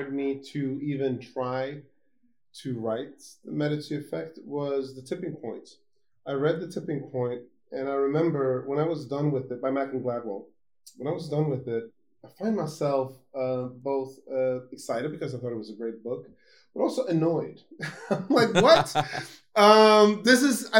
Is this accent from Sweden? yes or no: yes; Gothenburg, Västra Götaland, Sweden; I was born in Sweden, in Gothenburg, the second largest city of Sweden